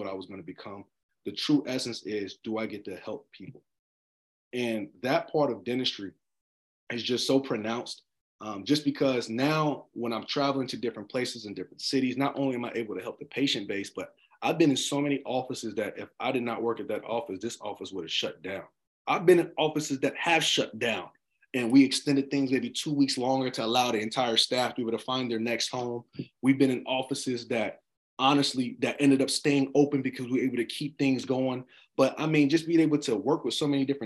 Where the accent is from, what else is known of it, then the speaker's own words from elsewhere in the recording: Charlotte, North Carolina, United States; Charlotte, North Carolina. My city